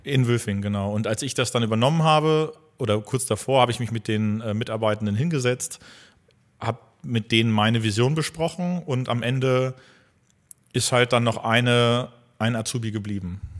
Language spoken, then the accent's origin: German; North Rhine-Westphalia, Germany; now in Hildesheim, Germany; ich bin gebürtiger ähm, Niederrheiner also meine Familie kommt mhm. auch komplett vom Niederrhein